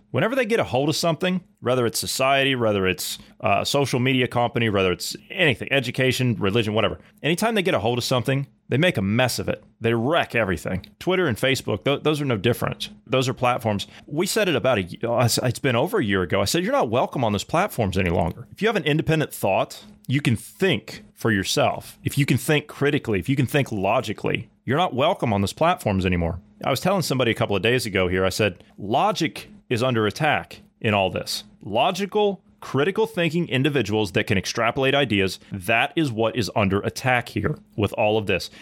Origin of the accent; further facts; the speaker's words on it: Ohio, United States; my home state of Ohio